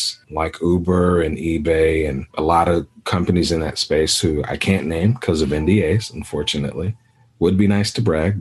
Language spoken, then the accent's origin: English; Anguilla; also born or lived in Dallas, Texas / Sonora, Texas; now in United States; So I'm West Indian and we're from Anguilla, British West Indies.